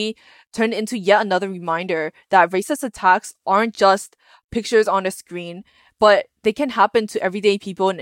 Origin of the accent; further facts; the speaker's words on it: United States; also born or lived in Fuzhou, China; I was born here in America and I was raised here